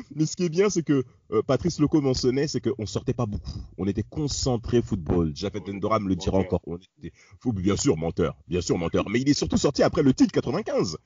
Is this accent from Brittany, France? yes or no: yes; Rennes, Brittany, France; j'étais rennais, que je suis un breton. En effet, j'ai fait mon lycée à Rennes, en Bretagne